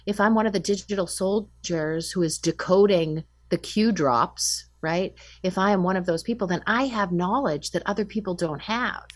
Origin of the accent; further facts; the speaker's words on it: Winchester, Massachusetts, United States; I grew up in Winchester, Massachusetts